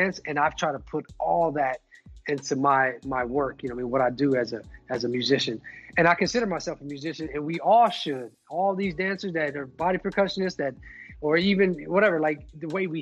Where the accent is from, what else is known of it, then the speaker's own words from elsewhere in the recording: Detroit, Michigan, United States; moved away; also born or lived in Albuquerque, New Mexico; I was born in Detroit, I'm 1980